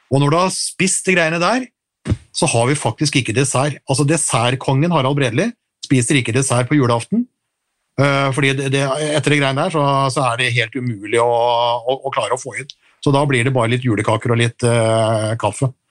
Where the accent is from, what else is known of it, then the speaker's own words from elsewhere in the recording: Western Norway, Norway; Men eh, jeg kommer da fra Nordvestland opprinnelig, og vi hadde, vi hadde steik på julaften.